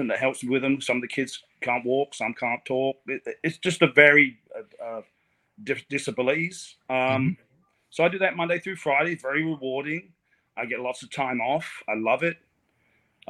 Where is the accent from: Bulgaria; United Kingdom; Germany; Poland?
United Kingdom; England; now in Port St. Lucie, United States; I'm from England